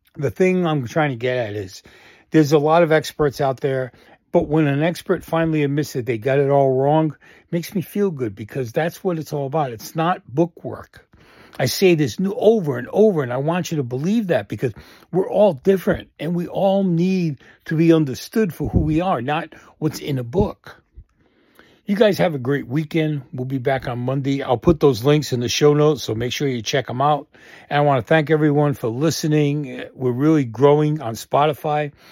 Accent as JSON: {"language": "English", "town": "Boston", "region": "Massachusetts", "country": "United States", "tie": "born or raised there", "said": "growing up in Boston and the areas we all kinda hung out in."}